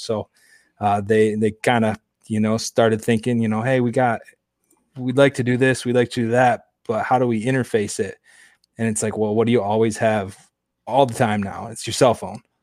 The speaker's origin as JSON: {"language": "English", "town": "Grand Rapids", "region": "Michigan", "country": "United States", "also_born_or_lived": "Houghton, Michigan", "said": "I'm originally from Grand Rapids, Michigan"}